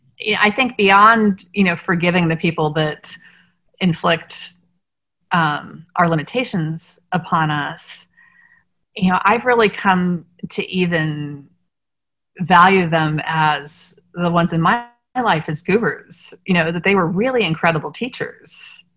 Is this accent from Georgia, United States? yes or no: no; Washington, District of Columbia, United States; Like, because I grew up in the Washington, D.C. area, we sang at the Kennedy Center at Christmas time.